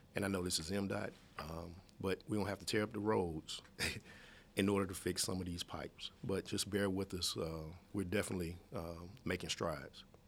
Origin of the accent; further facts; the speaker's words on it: Chicago, Illinois, United States; now in Mississippi, United States; I'm originally from Chicago, Illinois